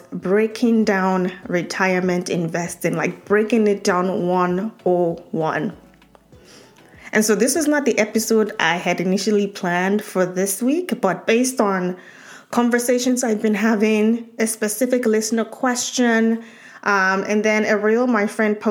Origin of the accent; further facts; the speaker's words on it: Nigeria; moved away; So growing up in Nigeria